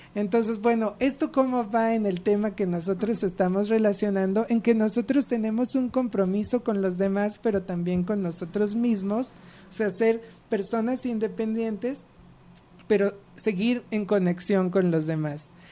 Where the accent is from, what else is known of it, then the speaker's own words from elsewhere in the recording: Mexico; como sociedad mexicana